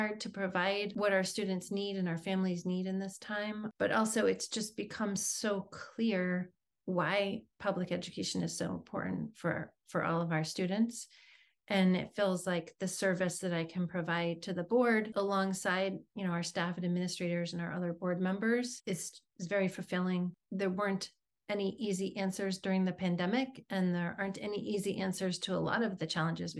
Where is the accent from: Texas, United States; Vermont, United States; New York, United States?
Vermont, United States; Southern; now in Brunswick, United States; I'm a student of public schools myself from Southern Vermont in a very small community.